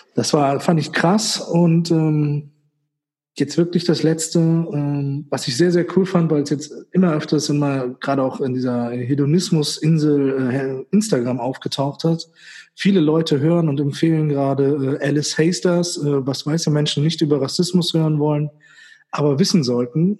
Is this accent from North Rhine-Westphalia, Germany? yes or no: no; Göttingen, Lower Saxony, Germany; also born or lived in Witzenhausen; Bei mir dann Göttingen